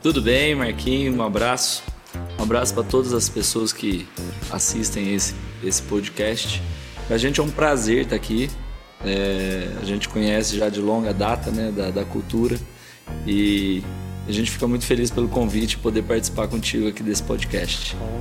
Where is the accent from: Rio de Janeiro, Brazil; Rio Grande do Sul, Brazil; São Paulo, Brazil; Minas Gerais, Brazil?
Minas Gerais, Brazil; Paraguaçu; also born or lived in São Bernardo do Campo / Machado; depois meu pai já voltou, nosso pai já voltou para Paraguaçu